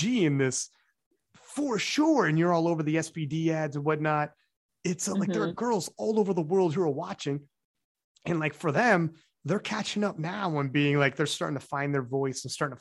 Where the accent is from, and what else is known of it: Canada